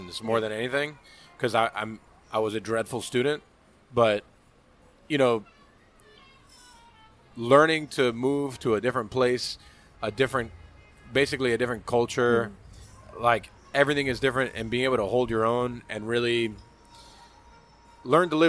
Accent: Miami, Florida, United States; also born or lived in Virginia; I'm from Miami, and then, you know, I was Cuban

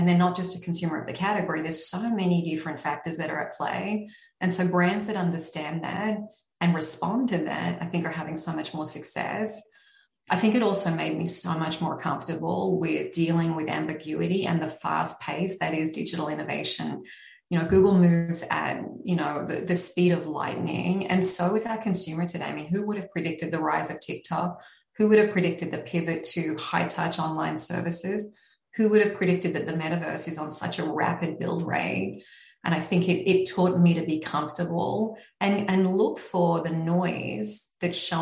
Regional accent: Australia; moved away as an adult; now in New York, United States; I am originally Australian. I am still Australian.

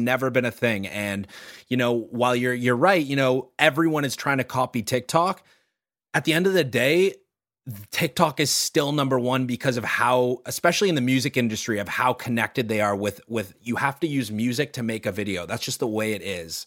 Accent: Toronto, Ontario, Canada; growing up in Toronto

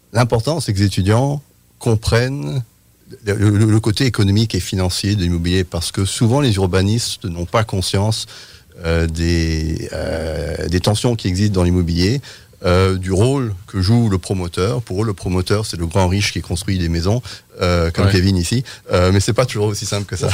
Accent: France; je suis euh, britannique, mais j'ai grandi en France.

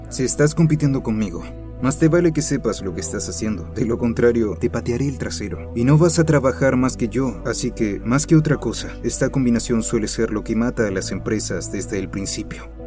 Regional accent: Pittsburgh, Pennsylvania, United States; Crecí en Pittsburgh

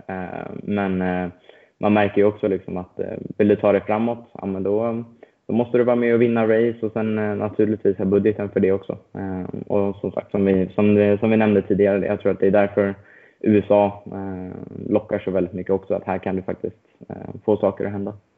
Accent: Stockholm, Stockholm County, Sweden; moved away as an adult; now in United States; född och uppvuxen i, eh, i Stockholm

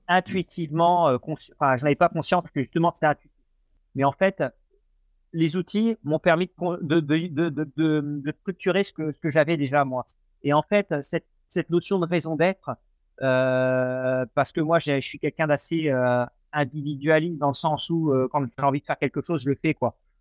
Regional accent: Normandy, France; now in Nantes, France; je suis originaire de Normandie

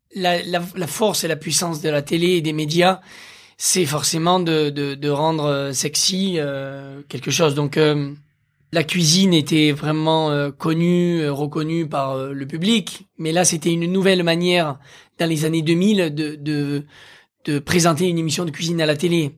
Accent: Aveyron, Occitania, France; j'ai grandi dans l'Aveyron

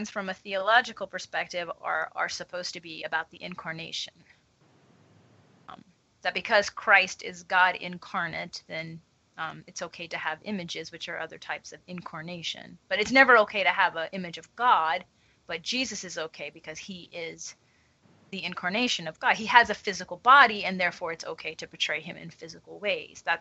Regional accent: Louisiana, United States; I grew up in a predominantly Roman Catholic area.

